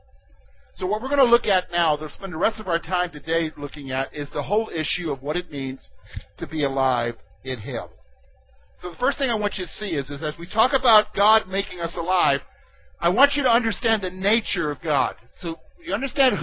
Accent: South Carolina, United States; moved away as an adult; also born or lived in Pennsylvania; I'm from the state of South Carolina

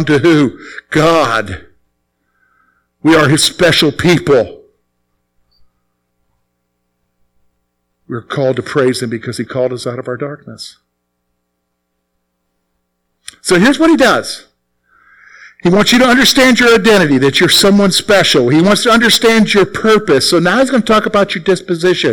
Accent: the Carolinas, United States; moved away as an adult; now in Pennsylvania, United States; I'm from the Carolinas, all right? So I'm not from around here. All right, I'm not a Pennsylvania guy. Even though I lived here 17 years

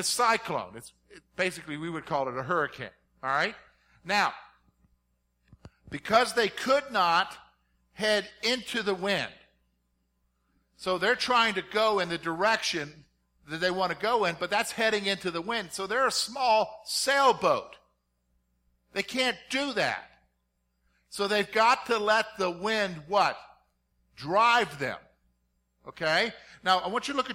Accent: South Carolina, United States; I grew up in South Carolina

